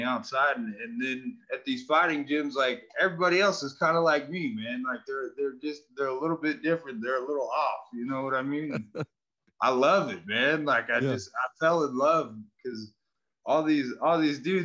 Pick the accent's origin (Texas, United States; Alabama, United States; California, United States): California, United States; Northern; Grew up in Northern California